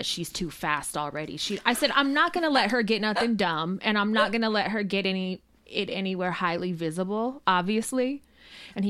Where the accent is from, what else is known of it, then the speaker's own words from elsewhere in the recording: Richmond, California, United States; growing up in Richmond